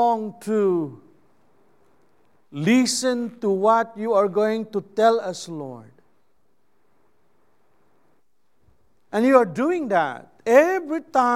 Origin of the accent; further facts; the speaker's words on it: Philippines; first language Cebuano; English is a second language; I am a Filipino